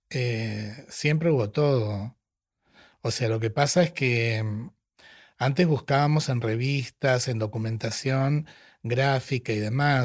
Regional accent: Tapiales, Buenos Aires Province, Argentina; nací en Tapiales, en La Matanza

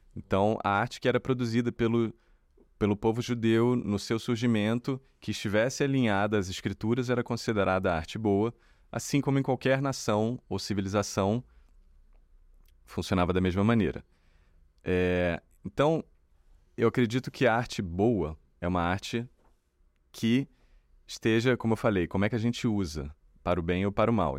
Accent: Brazil

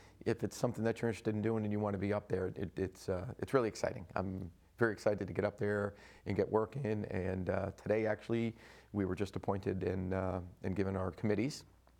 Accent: Clinton, Connecticut, United States; I love my hometown and love Clinton.

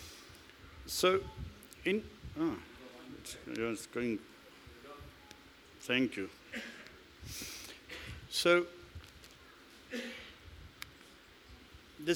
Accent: Rustenburg, North West, South Africa; English is a second language; I grew up in Rustenburg, and the first English conversation of my life was as a 17 or 18-year-old boy getting to the mines

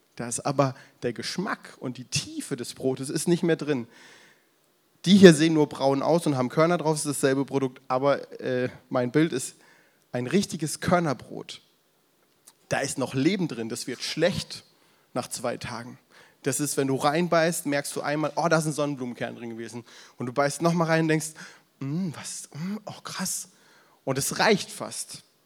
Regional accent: the South, parents from Franconia, Southern Germany, Germany; now in Berlin area, Germany; Ich komme ja ursprünglich aus dem Süden, meine Eltern aus dem Frankenland

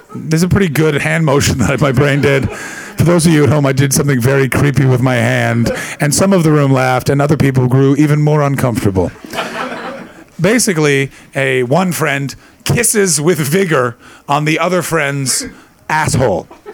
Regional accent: Canada; also born or lived in Britain; now in United Kingdom; being Canadian, it's a very big thing that people wear kilts to a wedding, and I, I did it before I, I, moved to Britain

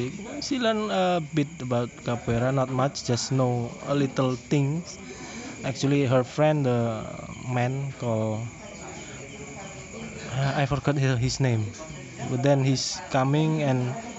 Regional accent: Yogyakarta, Special Region of Yogyakarta, Indonesia; now in Jakarta, Indonesia; I'm from Jogja.

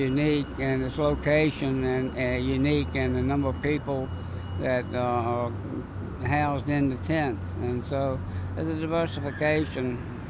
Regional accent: Lynchburg, Virginia, United States; And from there, I came from Lynchburg, Virginia, where my home was.

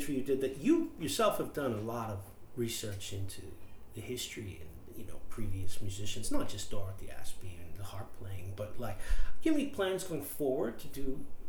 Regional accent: United States; moved away; I'm American, but I've not lived in the States for a very long time.

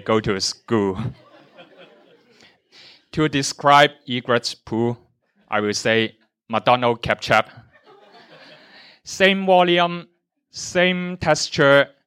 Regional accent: Tai Po, Hong Kong; I grew up in Taipo, where there is more nature and a lot of wildlife

